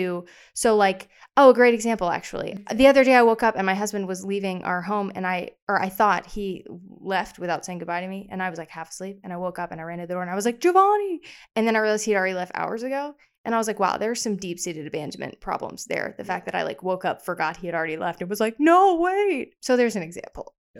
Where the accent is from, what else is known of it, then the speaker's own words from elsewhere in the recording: the South, United States; I'm from the South